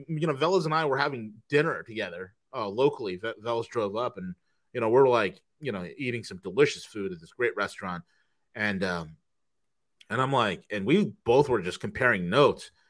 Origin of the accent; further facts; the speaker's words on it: New York, United States; moved away; my old state, my you know my my home state of, of New York